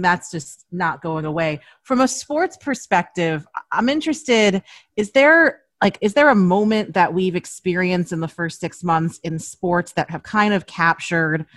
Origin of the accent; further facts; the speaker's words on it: New York, United States; I was a kid growing up in New York